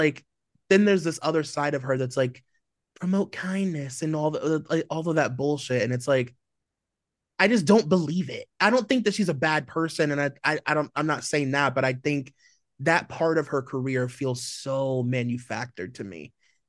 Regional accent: Nigeria; we're both Nigerian, like, we have so much in common, our families literally know each other

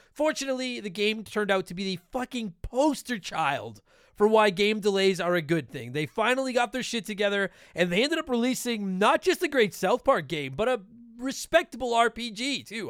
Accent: Canada; we're Canadian

